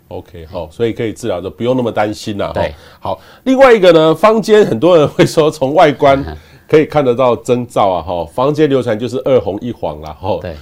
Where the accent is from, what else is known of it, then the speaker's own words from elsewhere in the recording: Taiwan; 我们台湾人